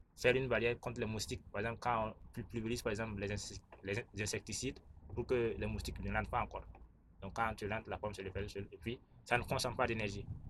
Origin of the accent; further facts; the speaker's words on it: Burkina Faso; Je suis burkinabé